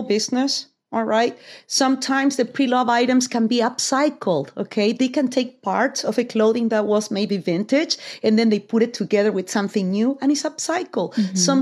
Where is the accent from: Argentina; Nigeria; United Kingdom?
Argentina; moved away; I'm from Argentina